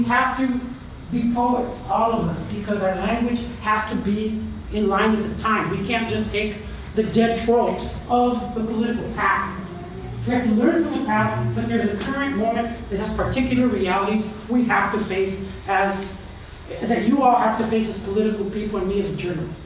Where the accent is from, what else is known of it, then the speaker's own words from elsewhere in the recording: San Francisco, California, United States; I grew up on Folsom Street and used to go to church down the street on Valencia